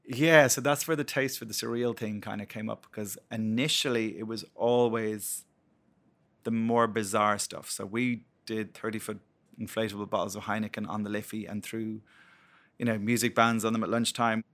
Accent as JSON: {"language": "English", "town": "Blackrock", "region": "Leinster", "country": "Ireland", "tie": "born or raised there", "said": "I grew up in Black Rock, so Dean's Grange Graveyard, backed onto the back of it"}